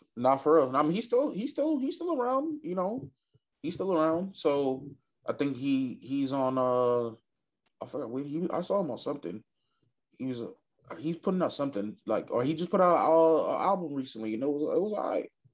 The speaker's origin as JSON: {"language": "English", "region": "New York", "country": "United States", "said": "as a New Yorker"}